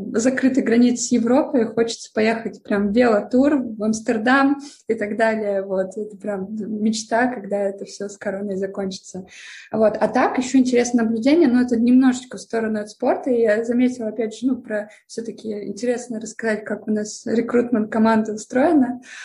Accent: Arkhangelsk, Arkhangelsk Oblast, Russia; я сама родом из севера, я из Архангельска

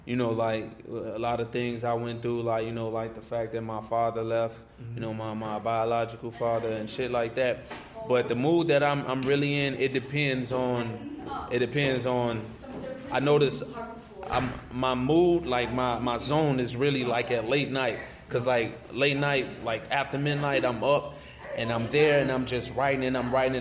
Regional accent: Chicago, Illinois, United States; I'm from the East Side, Shy, South Shore.

